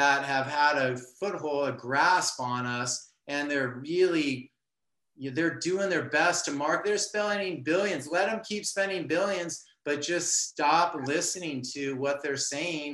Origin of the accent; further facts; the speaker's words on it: Southern California, United States; I'm from Southern California